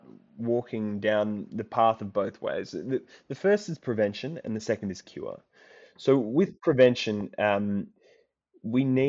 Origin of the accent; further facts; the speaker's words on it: Sydney, New South Wales, Australia; moved away as an adult; now in Oxford, United Kingdom; So I grew up on the outskirts of Sydney, kind of around Dural, Cherrybrook.